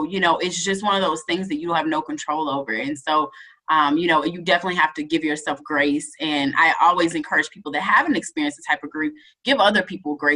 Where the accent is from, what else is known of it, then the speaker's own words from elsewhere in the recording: near Ole Miss, Mississippi, United States; It was down the street from my hometown.